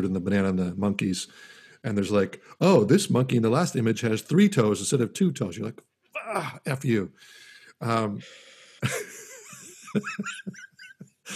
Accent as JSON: {"language": "English", "country": "United States", "said": "I'm an American"}